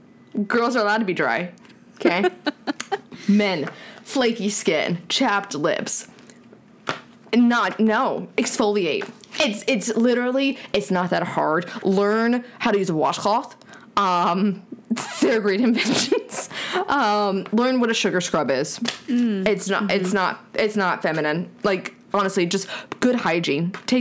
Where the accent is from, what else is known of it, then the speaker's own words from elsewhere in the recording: Southern United States, United States; we are from the South.